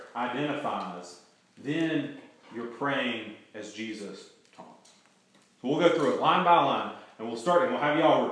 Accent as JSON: {"language": "English", "country": "United States", "said": "I'm an American"}